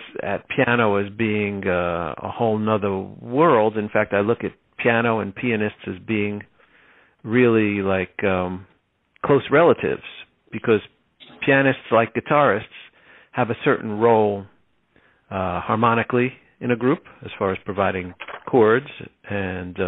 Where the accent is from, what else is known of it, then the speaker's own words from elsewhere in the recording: Linden, New Jersey, United States; also born or lived in Elizabeth, New Jersey; I grew up in a town called Linden, New Jersey